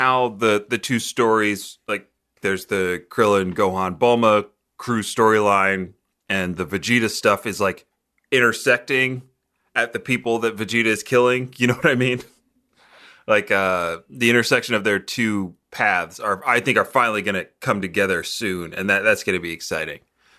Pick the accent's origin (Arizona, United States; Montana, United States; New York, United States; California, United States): New York, United States; Brooklyn; Yeah, I'm from Brooklyn. I'm the only one who's really from here.